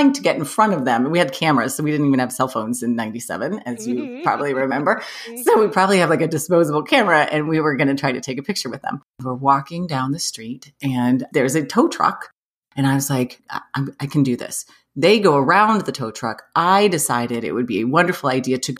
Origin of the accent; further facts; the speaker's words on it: Ohio, United States; We're from Ohio